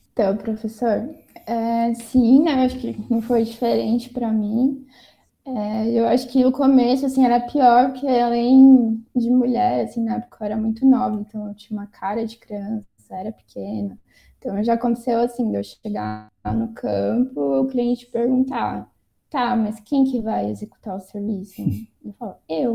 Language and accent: Portuguese; São Paulo, Brazil; also born or lived in Mato Grosso do Sul / Carapicuíba; eu cresci assim entre São Paulo, passei um pouquinho em Mato Grosso do Sul